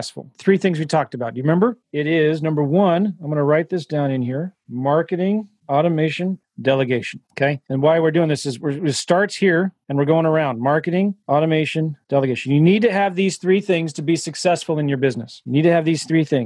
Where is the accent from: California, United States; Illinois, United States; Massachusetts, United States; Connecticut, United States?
California, United States; San Diego; moved away; I'm from San Diego. My mom still lives there.